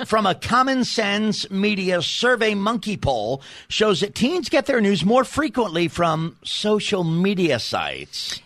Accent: New York City, New York, United States; I'm from Staten Island, New York.

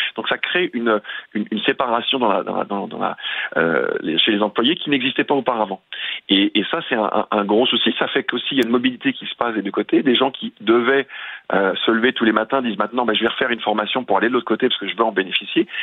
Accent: France; now in Canada; je suis originaire de France

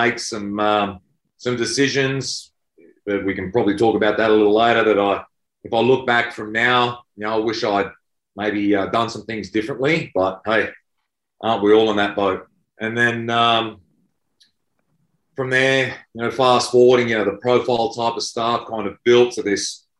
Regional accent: Queensland, Australia; moved away as an adult; also born or lived in New South Wales; I grew up in Queensland.

